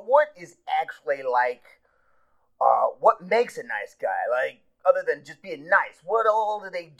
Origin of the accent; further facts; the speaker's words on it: Pocatello, Idaho, United States; I'm from Pocatello, Idaho.